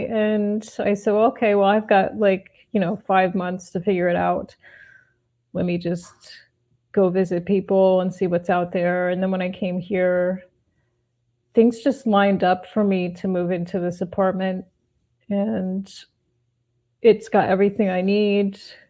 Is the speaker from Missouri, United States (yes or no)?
no; northwestern New Jersey, United States; moved away; also born or lived in Manhattan, New York; I grew up in New Jersey, but the northwestern part near Pennsylvania.